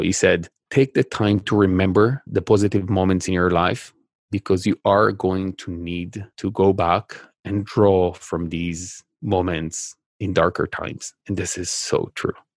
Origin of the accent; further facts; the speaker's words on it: Israel; I, I grew up in Israel